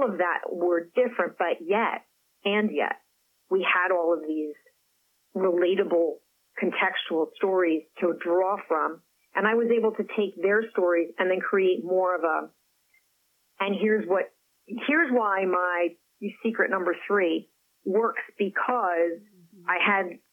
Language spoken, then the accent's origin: English; Paris, Île-de-France, France; first language French; English is a second language; moved away; Paris happens to be where I was born. I have an affinity. I speak the language, my first language